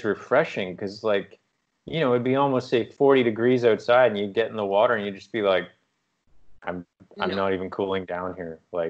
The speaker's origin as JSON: {"language": "English", "region": "East Coast", "country": "United States", "tie": "born or raised there", "said": "maybe part of it's because I grew up on the East Coast, so the Atlantic Ocean is not a welcoming..."}